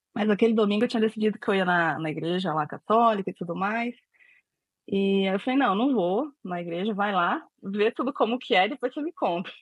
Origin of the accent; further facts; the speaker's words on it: São Paulo, Brazil; also born or lived in Bom Jardim, Pernambuco; eu sou de São Paulo, mas nasci em Pernambuco